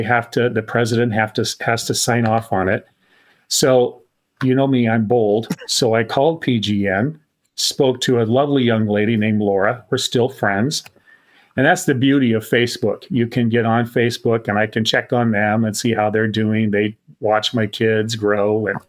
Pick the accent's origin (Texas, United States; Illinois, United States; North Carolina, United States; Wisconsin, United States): Illinois, United States; Tuscola; But I grew up in Tuscola, Illinois.